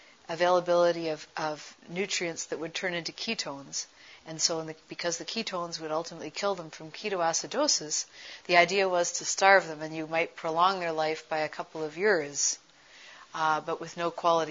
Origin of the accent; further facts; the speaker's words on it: Toronto, Ontario, Canada; at the age of 12, growing up in Toronto, Canada